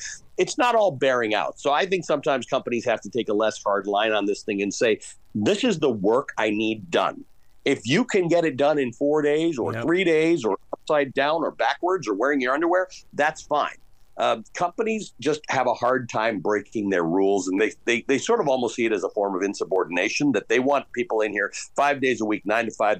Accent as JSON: {"language": "English", "country": "Canada", "tie": "born or raised there", "moved": "yes", "lives_now": "United States", "said": "I grew up in Canada"}